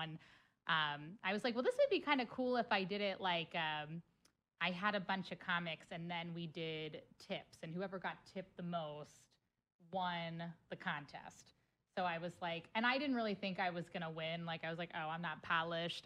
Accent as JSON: {"language": "English", "town": "Cincinnati", "region": "Ohio", "country": "United States", "moved": "yes", "lives_now": "St. Louis, United States", "said": "Cincinnati, Ohio"}